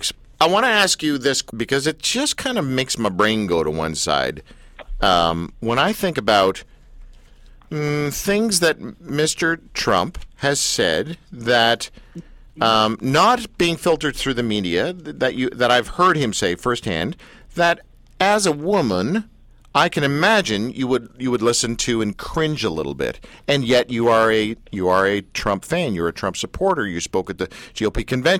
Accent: Canada; I'm Canadian, not American

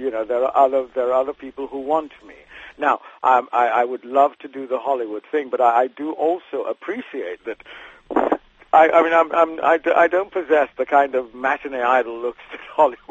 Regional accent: United Kingdom; you have to remember I'm a British actor who is an American actor, if you see what I mean.

